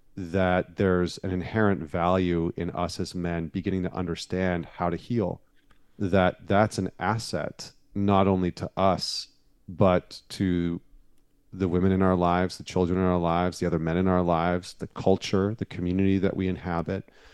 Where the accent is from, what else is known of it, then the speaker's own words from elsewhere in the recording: Northern Alberta, Canada; now in United States; I grew up in Northern Alberta